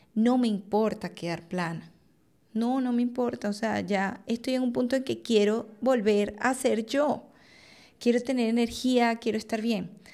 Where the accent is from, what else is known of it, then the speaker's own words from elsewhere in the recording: Venezuela; Yo soy venezolana, en Venezuela es bastante común una cirugía plástica